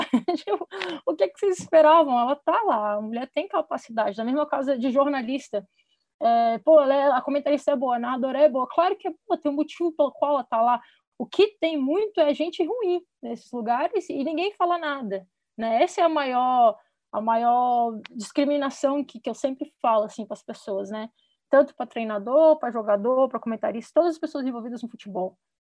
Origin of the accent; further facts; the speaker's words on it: Brasília, Federal District, Brazil; moved away as an adult; also born or lived in United States; sou de Brasília também